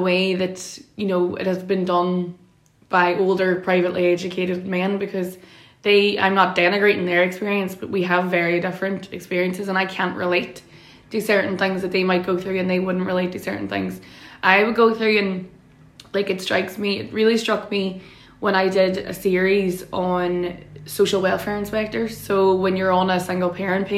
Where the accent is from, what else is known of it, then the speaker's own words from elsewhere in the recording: Derry, Northern Ireland, United Kingdom; I'm from Derry City. My mammy is from Craigan and my daddy is from Shantaz, so two very known, well-known nationalist working class estates in Derry